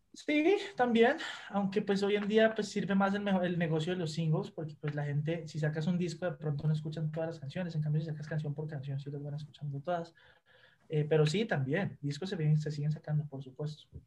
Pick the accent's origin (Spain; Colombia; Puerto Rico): Colombia; moved away as an adult; now in Mexico; vengo de Colombia